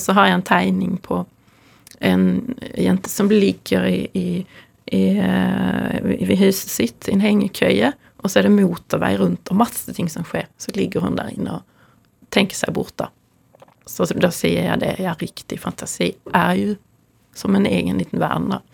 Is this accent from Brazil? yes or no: no; near Louisiana art museum, ferry from Helsingborg, Skåne, Sweden; now in Norway; Jeg er oppvokst nær Luciana kunstmuseum, så jeg var ofte der fra jeg var 15 og fremover